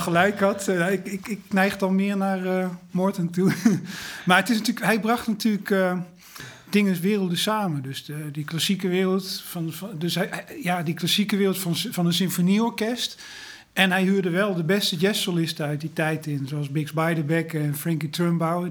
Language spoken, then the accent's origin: Dutch; Breda, North Brabant, Netherlands; ik kom uit Breda